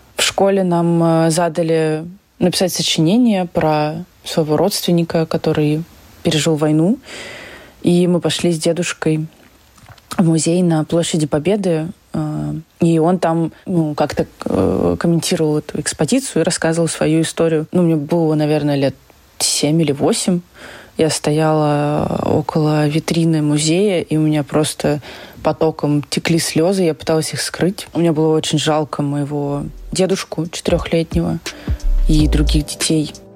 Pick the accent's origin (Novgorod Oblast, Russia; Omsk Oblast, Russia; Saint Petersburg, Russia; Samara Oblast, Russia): Saint Petersburg, Russia; я выросла в Петербурге